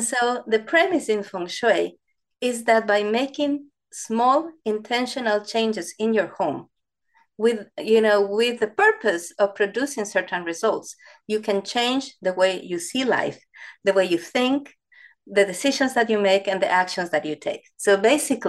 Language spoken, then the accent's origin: English; Ecuador; English is a second language; moved away as an adult; now in United States; I actually studied architecture in Ecuador, where I'm from, in South America